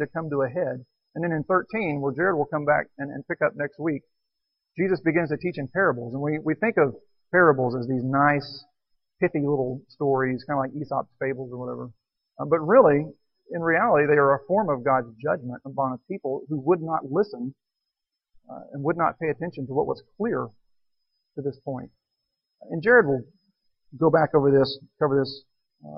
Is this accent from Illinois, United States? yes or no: no; Texas, United States; Texan, born and raised in Texas, lived all my life